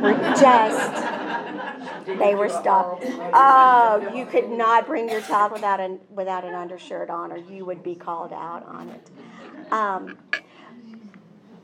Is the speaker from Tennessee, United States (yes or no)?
yes; Bellevue, Tennessee, United States; I grew up in Bellevue